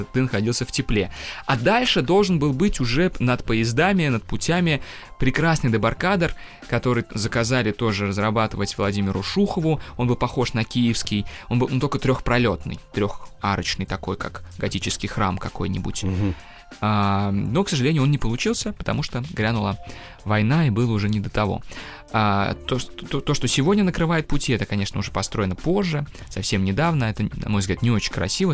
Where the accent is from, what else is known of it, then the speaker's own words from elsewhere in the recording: Kazan, Tatarstan, Russia; now in Moscow, Russia; я родом из Казани.